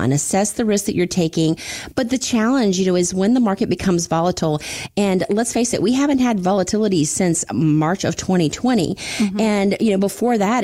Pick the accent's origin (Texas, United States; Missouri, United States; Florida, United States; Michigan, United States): Florida, United States; growing up in Florida